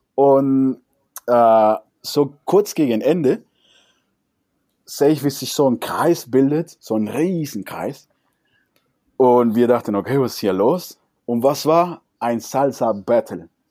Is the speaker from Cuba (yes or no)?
yes; Cuba; German is a second language; now in Germany; also jetzt bin ich mal Kubaner, wir Kubaner